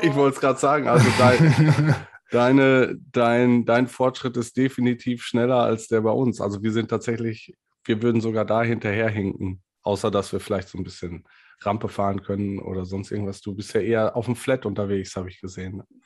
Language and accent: German; Ruhr area, North Rhine-Westphalia, Germany; Ich komme halt aus dem Ruhrgebiet